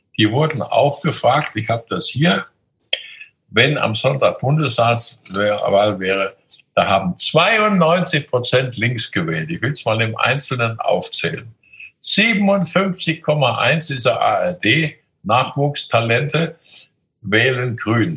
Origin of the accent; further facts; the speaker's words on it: Coburg, Bavaria, Germany; In meiner Jugend bin ich in der Stadt Coburg jeden Tag zum Gymnasium gegangen durch die Mohrenstraße